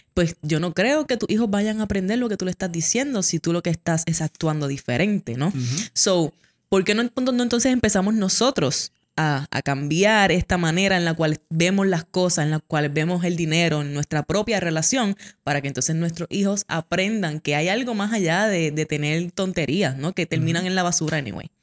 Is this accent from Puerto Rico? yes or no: yes; Puerto Rico; como buenos puertorriqueños